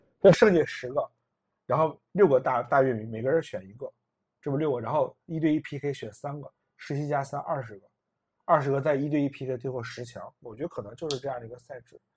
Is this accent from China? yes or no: yes; Northeast China, China; 我也是个东北人